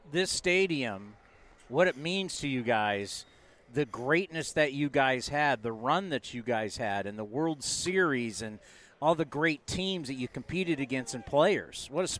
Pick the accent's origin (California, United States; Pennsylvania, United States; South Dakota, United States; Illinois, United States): California, United States; San Diego; because I grew up in San Diego.